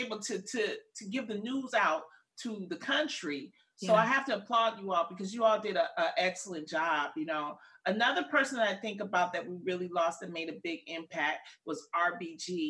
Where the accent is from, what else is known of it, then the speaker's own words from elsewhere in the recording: Detroit, Michigan, United States; where are you from? I said, Detroit